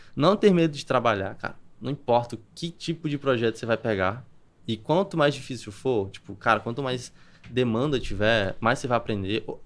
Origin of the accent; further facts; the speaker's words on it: Campina Grande, Paraíba, Brazil; moved away as an adult; also born or lived in Alphaville; Eu sou de Campina Grande, na Paraíba